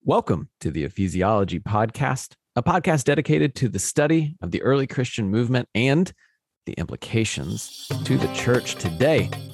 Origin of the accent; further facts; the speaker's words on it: United States; as an American